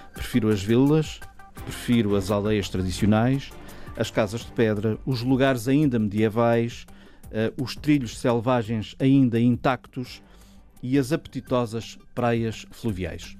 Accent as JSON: {"language": "Portuguese", "country": "Portugal", "said": "nós que somos portugueses"}